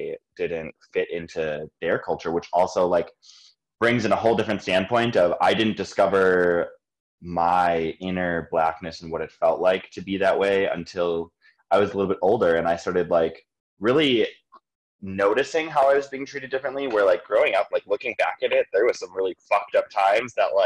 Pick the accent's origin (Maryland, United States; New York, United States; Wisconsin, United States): Wisconsin, United States; Greendale; I grew up in Greendale, Wisconsin. Greendale is just south of the city. It's about 10 minutes outside of downtown Milwaukee to the south.